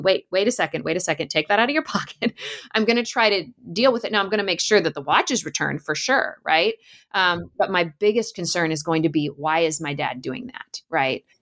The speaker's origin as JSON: {"language": "English", "region": "Alaska", "country": "United States", "tie": "born or raised there", "said": "I grew up in Alaska and spent a lot of time playing in the woods in the summers"}